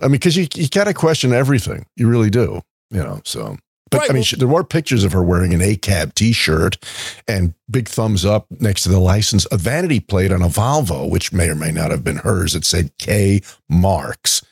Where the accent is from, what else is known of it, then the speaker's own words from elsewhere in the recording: New York, United States; moved away; when I was growing up in New York